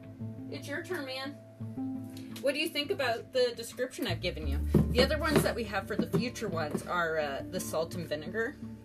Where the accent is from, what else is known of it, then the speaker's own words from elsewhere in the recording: Hillsboro, Oregon, United States; also born or lived in Tillamook / Grants Pass / Washington; And I grew up in Hillsborough for the first part of my life. The second part of my life, I was in Tillamook. And then the third part of my life... I was in Grants Pass, and then the fourth part of my life, I was in Washington.